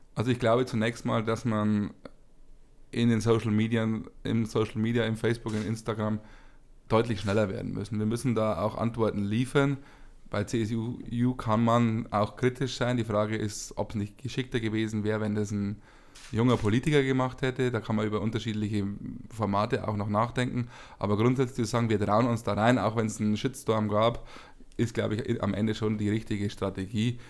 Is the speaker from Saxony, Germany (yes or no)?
no; Bavaria, Germany; bei uns in Bayern